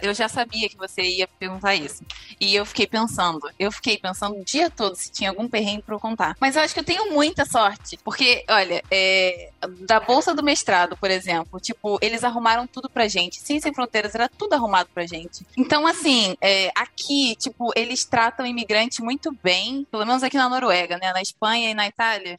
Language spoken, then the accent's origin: Portuguese; Rio de Janeiro, Brazil; moved away as an adult; also born or lived in Viçosa; now in Norway; eu sou do Rio